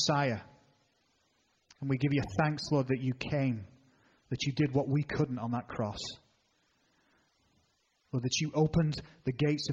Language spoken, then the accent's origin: English; England, United Kingdom; I'm an Englishman